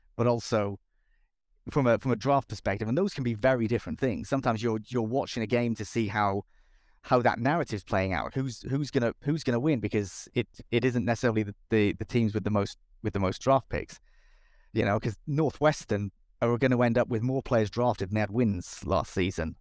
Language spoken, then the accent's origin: English; Cardiff, Wales, United Kingdom; I'm from Cardiff